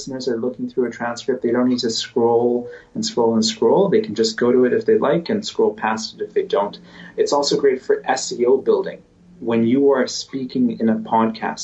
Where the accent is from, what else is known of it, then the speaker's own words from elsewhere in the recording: Canada; I'm Canadian. I live in Canada